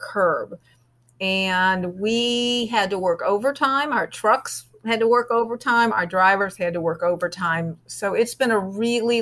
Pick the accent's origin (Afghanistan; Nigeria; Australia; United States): United States; Chicago, Illinois; moved away; also born or lived in Southern California; I grew up in Chicago, so I'm a Bear fan